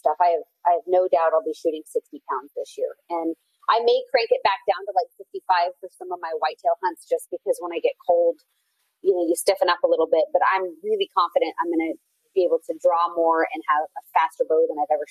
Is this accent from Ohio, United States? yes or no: no; Oregon, United States; I'm from Oregon. I grew up out west